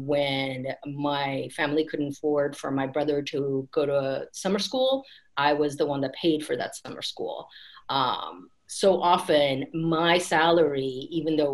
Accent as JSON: {"language": "English", "area": "Bay Area", "region": "California", "country": "United States", "tie": "born or raised there", "said": "I grew up in the Bay Area."}